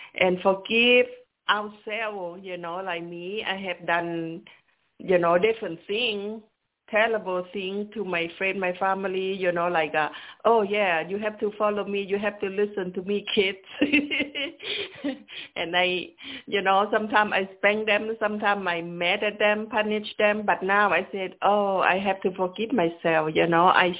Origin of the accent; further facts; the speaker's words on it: Laos; moved away; I grew up in Laos.